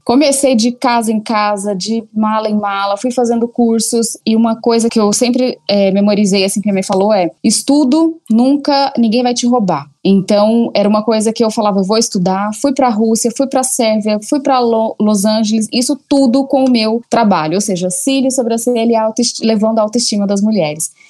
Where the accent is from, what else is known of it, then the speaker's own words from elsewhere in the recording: Goiânia, Goiás, Brazil; moved away as an adult; also born or lived in Colombia / Belo Horizonte; now in São Paulo, Brazil; saí de Goiânia, casei muito cedo, morei em vários lugares, na Colômbia